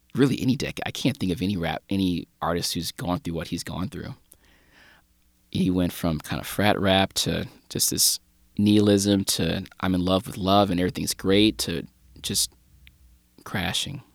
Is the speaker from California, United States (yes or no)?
no; St. Louis, Missouri, United States; … from my hometown, Saint Louis